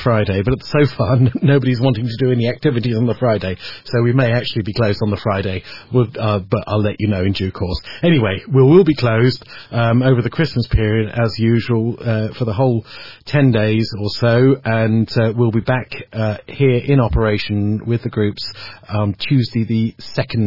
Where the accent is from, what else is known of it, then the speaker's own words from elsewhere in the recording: Marston Green, West Midlands, United Kingdom; I was born in Marston Green